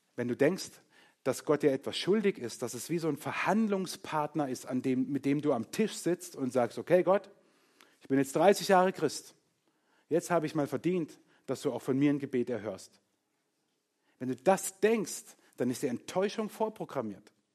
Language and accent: German; Germany; uns als Kultur, als Deutsche.